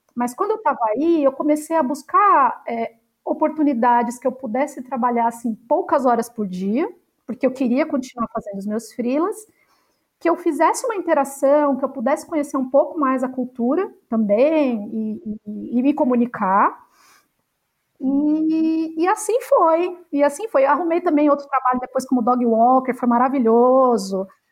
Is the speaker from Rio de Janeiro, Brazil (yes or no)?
no; São Paulo, Brazil; moved away as an adult; also born or lived in United States; eu sou uma paulistana